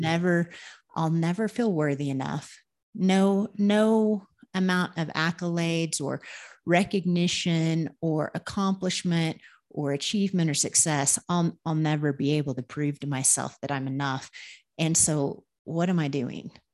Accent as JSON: {"language": "English", "region": "Oklahoma", "country": "United States", "tie": "born or raised there", "also_born_or_lived": "Minnesota", "moved": "as an adult", "lives_now": "Peru", "said": "I'm from Oklahoma"}